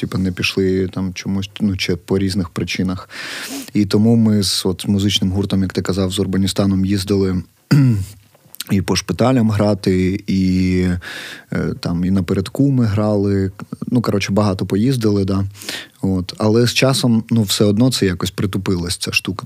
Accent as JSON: {"language": "Ukrainian", "town": "Kharkiv", "region": "Kharkiv Oblast", "country": "Ukraine", "said": "я, харків'янин, який прям межує з цим конченим сусідом нашим"}